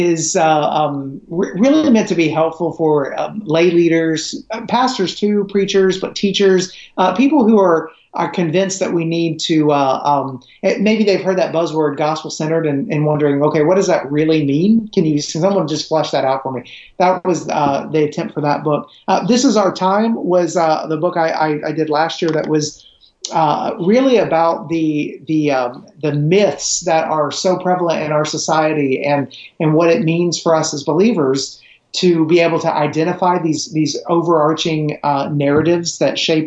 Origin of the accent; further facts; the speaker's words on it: Middle Tennessee, United States; also born or lived in Romania; I grew up in Middle Tennessee